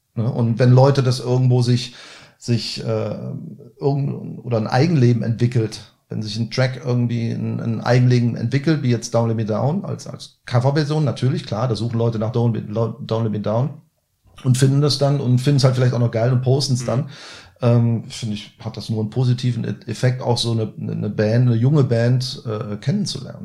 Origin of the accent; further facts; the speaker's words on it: Cologne, North Rhine-Westphalia, Germany; als Kölner